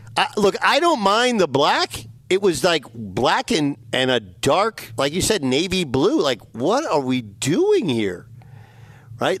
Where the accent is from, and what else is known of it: United States